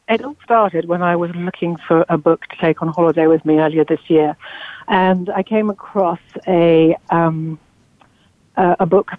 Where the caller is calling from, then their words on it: London, United Kingdom; I'm calling in from London. It's 6 o'clock at night here.